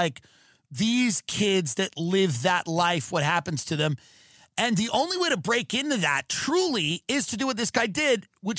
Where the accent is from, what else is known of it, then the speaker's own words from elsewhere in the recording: Long Island, New York, United States; growing up in Long Island as like a Long Island animal.